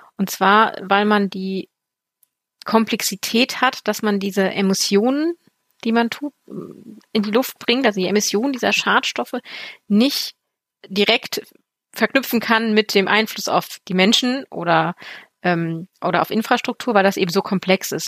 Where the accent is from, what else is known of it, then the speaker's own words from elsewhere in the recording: Germany; ich komme ja aus dem Braunkohlerevier